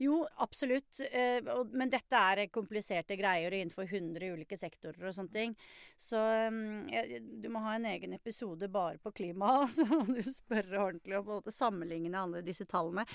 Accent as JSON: {"language": "Norwegian", "country": "Norway", "said": "som nordmenn"}